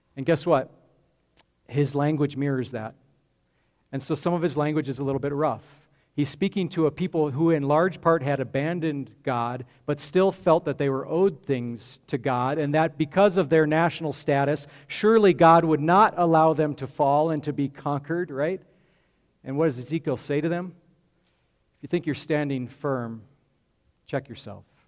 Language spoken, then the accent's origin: English; Grand Junction, Colorado, United States; I grew up in Grand Junction on the western slope